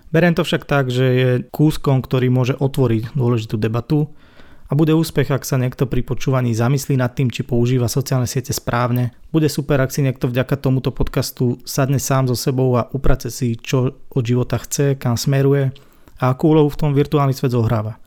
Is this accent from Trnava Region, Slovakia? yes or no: yes; Sereď, Trnava Region, Slovakia; u nás doma v Seredi